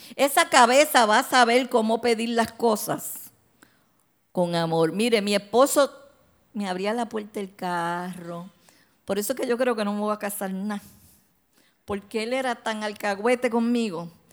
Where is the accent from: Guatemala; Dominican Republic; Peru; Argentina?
Dominican Republic; Santo Domingo; moved away; yo me crié en Santo Domingo